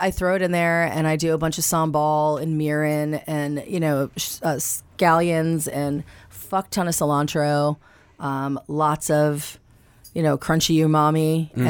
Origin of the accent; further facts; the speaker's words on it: the South, United States; moved away; I was raised in the South.